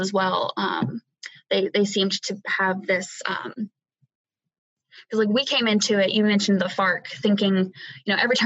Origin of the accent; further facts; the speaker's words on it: United States; where I grew up at home in the States.